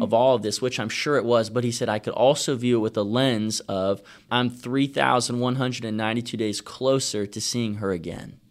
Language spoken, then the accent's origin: English; Virginia, United States; I'm from Virginia